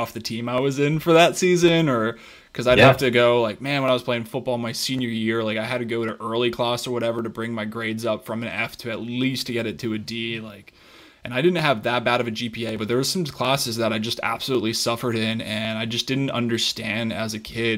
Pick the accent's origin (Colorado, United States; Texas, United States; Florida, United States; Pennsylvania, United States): Colorado, United States; I played sports growing up my entire life. I'm from Colorado